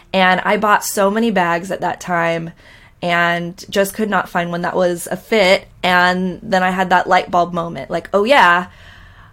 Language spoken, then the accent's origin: English; Orange County, Costa Mesa, Newport Beach area, Southern California, United States; I grew up in Southern California in Orange County, Costa Mesa, Newport Beach area